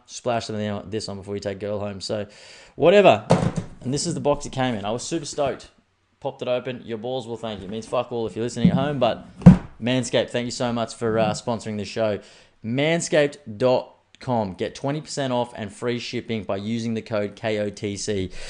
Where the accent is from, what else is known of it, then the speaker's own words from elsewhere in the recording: Australia; I'm an Australian man with Irish roots